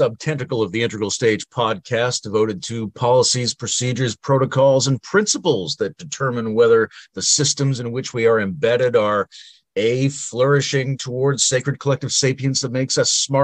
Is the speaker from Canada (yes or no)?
yes; Sointula, British Columbia, Canada; now in Ontario, Canada; I'm from Sointula on Malcolm Island on the BC coast